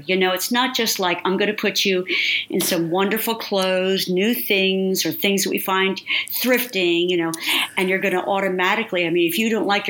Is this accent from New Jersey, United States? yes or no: yes; New Jersey, United States; I'm in Jersey, East Coast, Sicilian, Italian